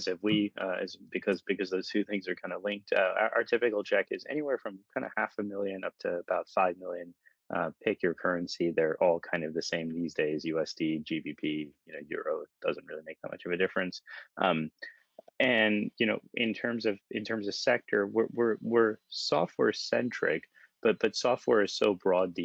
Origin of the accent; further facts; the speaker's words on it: New York City, New York, United States; moved away as an adult; also born or lived in Bay Area, California; now in London, United Kingdom; I grew up in New York City, and I moved across to California